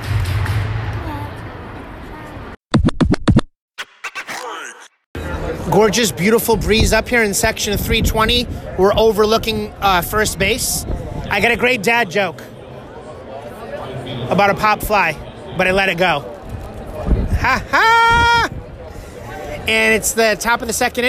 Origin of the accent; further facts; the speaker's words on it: Connecticut, United States; we're from Connecticut